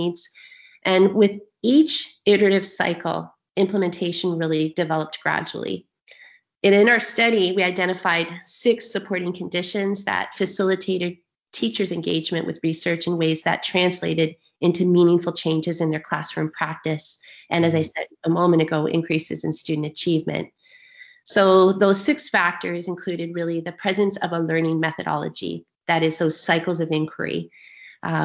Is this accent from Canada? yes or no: yes; Ontario, Canada; I'm from Ontario, Canada